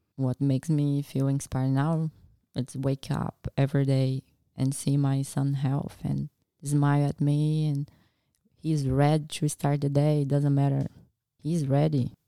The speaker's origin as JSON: {"language": "English", "country": "Brazil", "also_born_or_lived": "Nebraska, United States", "second_language": "English", "moved": "as an adult", "lives_now": "Australia", "said": "I went back to Brazil and did my last year before university and got approved to study vet"}